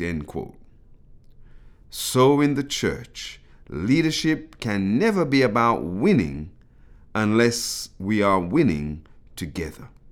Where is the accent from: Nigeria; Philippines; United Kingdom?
United Kingdom; accent: British; my British accent emerging from the mouth of an African Caribbean